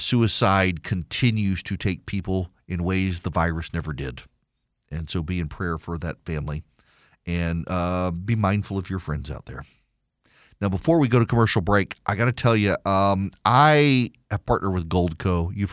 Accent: Louisiana, United States; also born or lived in Dubai, United Arab Emirates; When I was a kid, I grew up in Dubai, listened to a lot of classical music, actually. I wasn't a big 80s pop kid like my sisters were. Then moved back to rural Louisiana, and all my friends listened to country music

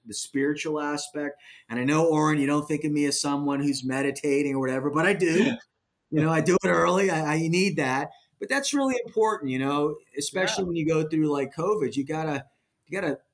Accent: Miami, Florida, United States; moved away; I was born in Miami

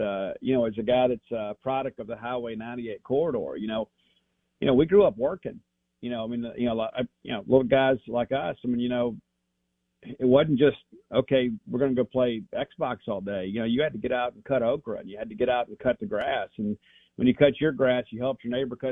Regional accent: South Mississippi, United States; I am from South Mississippi

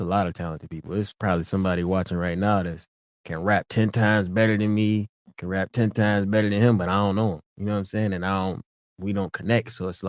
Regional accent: Pontiac, Michigan, United States; now in Los Angeles, United States; I'm from Pontiac, Michigan. It's like, I don't know, you know, regular hood shit, you know, small city, not much

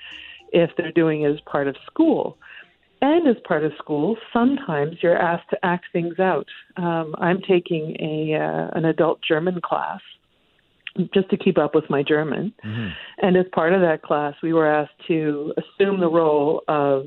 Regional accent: Canada; we're so Canadian

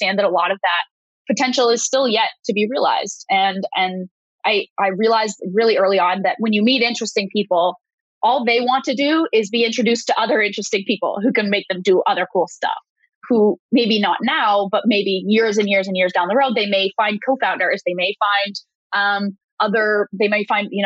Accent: Canada; I'm a Canadian

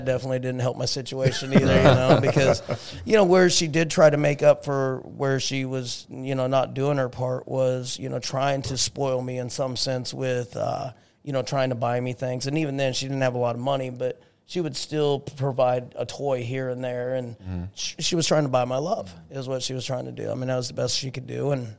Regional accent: Lawrence, Kansas, United States; So Lawrence, Kansas, small community, home of the KU Jayhawks.

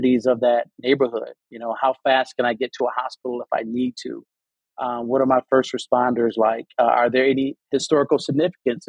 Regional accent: Detroit, Michigan, United States; I'm originally from Detroit.

